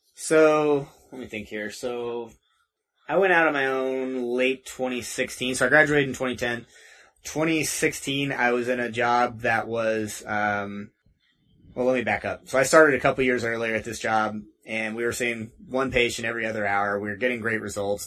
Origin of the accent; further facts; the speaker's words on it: near Lake of the Ozarks, Missouri, United States; moved away as an adult; now in Denver, United States; I'm from Missouri originally, kind of uh, by Lake of the Ozarks. Okay. Uh, you've, if you've seen the Netflix show Ozark, that's uh, based off of right around where I grew up.